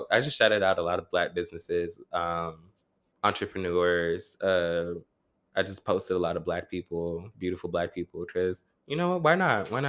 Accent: New York, United States; i'm from new york you're from New York. The suburbs, though.

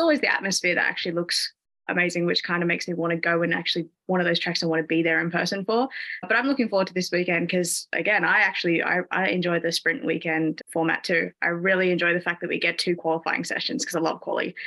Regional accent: Sydney, New South Wales, Australia; now in United Kingdom; I am actually from Sydney, Australia, so I'm Australian, but I'm in the UK right now.

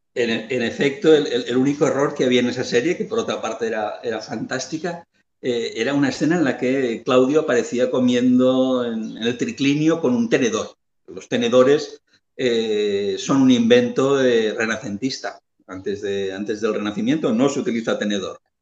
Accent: Lleida, Catalonia, Spain; cerca de, de Lleida, que es de donde yo soy

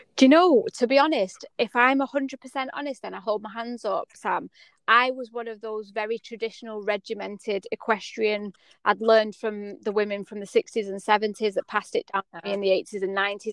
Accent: United Kingdom; also born or lived in United States; as a British culture

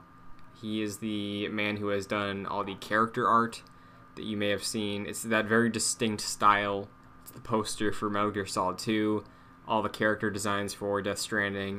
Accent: Massachusetts, United States; I'm from Massachusetts

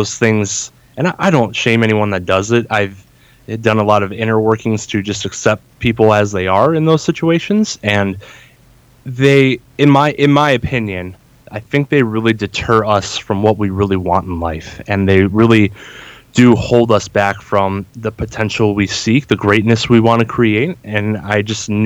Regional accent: Northeast Ohio, United States; I grew up in Northeast Ohio. I still reside here to this day

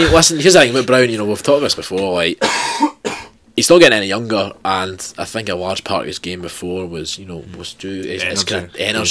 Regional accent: Scotland, United Kingdom

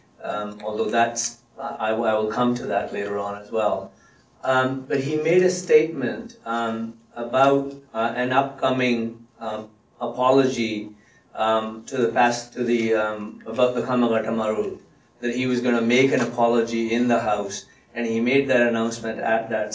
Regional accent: Punjab, India; first language Punjabi; English is a second language; also born or lived in England; now in Canada; I was born and raised in India in a Sikh family

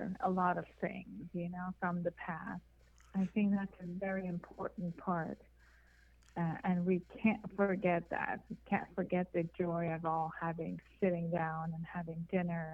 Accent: Iran; moved away as an adult; also born or lived in Hollywood; now in United States; I'm Persian. I was born and raised in Iran

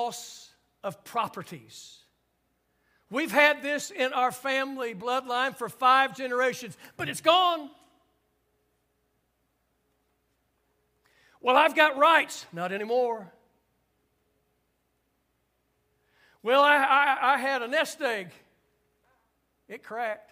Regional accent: United States

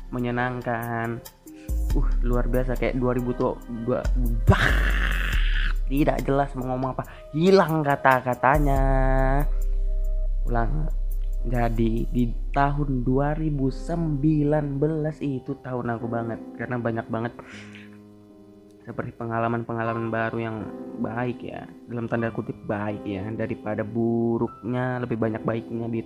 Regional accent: Kalimantan, Indonesia; Jadi aku bukan Jakarta ya, aku dari Kalimantan. Jadi manggil ngomongnya aku aja aku.

